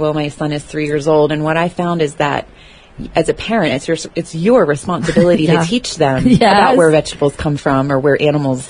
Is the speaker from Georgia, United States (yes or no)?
yes; Atlanta, Georgia, United States; I'm from Atlanta